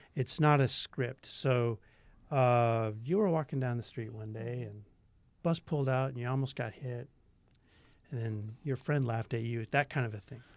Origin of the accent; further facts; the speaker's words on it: Tacoma, Washington, United States; Tacoma, Washington.